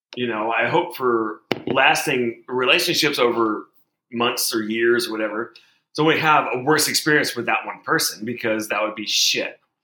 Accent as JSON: {"language": "English", "town": "Portland", "region": "Oregon", "country": "United States", "said": "I'm from Portland, Oregon"}